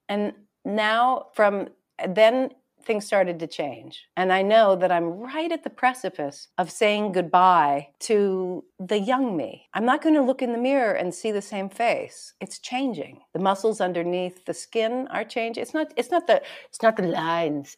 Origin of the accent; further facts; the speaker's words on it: Hawaii, United States; I was born in Hawaii and my parents were both raised in Hawaii.